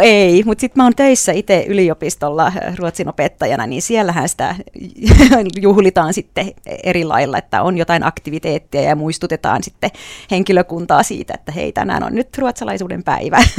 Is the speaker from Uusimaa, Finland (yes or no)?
no; Ostrobothnia, Finland; accent: Ostrobothnian dialect; first language Swedish; Finnish is a second language; now in Jyväskylä, Finland; puhun hyvin vahvaa mu- murretta, sitä pohjanmaalaista murretta